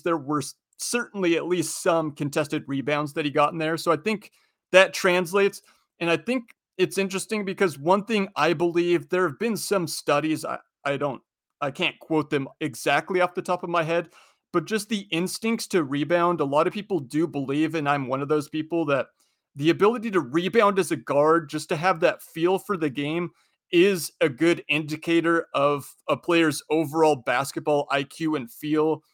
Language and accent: English; Spokane, Washington, United States; I'm from Spokane, so I, I'm a Gonzaga fan